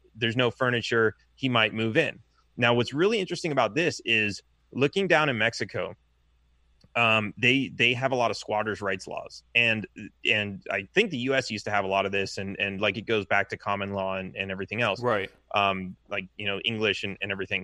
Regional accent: Los Angeles, California, United States; now in Texas, United States; I grew up in Los Angeles

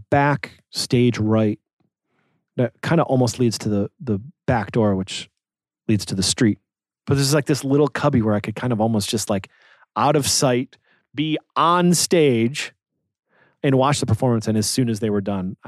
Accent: Detroit, Michigan, United States; we're from Detroit.

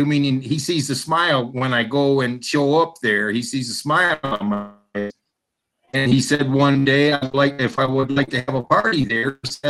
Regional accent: Manchester, Michigan, United States; I grew up in Manchester

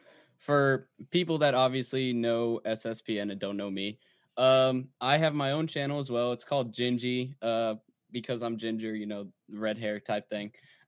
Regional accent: New Braunfels, Texas, United States; So I'm actually from New Braunfels.

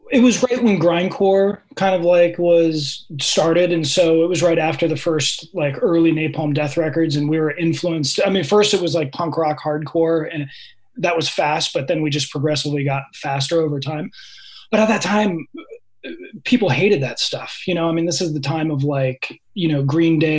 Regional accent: San Francisco Peninsula, California, United States; also born or lived in Menlo Park / Redwood City / San Mateo / Palo Alto; my parents kept on moving up the peninsula. So first it was like Menlo Park and then Redwood City and then San Mateo.

